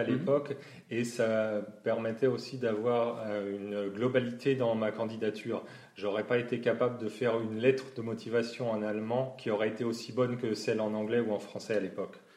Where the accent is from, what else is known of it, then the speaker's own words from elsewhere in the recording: Champagne-Ardenne, Grand Est, France; moved away as an adult; also born or lived in Nord / Normandy; now in Düsseldorf area, Germany; je viens de la Champagne-Ardenne, mais entre-temps, j'ai aussi euh, habité et travaillé dans le Nord et en Normandie.